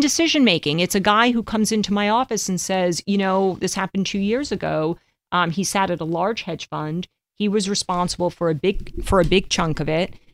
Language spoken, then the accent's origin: English; New York, United States; growing up in New York